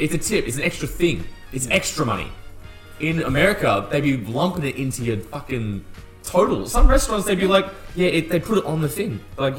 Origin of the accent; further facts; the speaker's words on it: Australia; you go over there as an Australian